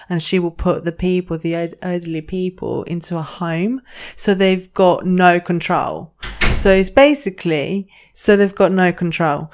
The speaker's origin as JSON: {"language": "English", "country": "Greece", "tie": "born or raised there", "moved": "yes", "said": "I grew up in Greece and my family down there, they're massive"}